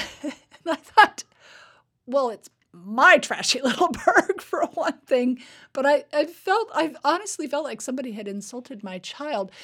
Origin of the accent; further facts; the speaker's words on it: Fairbanks, Alaska, United States; moved away as an adult; now in Hamilton, New York, United States; I grew up in Fairbanks, which, y, you know, is the farthest north city in America